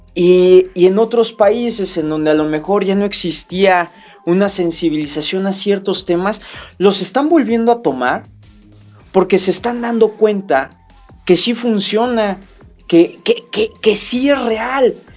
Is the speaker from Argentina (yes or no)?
no; Mexico; nuestra cultura como mexicanos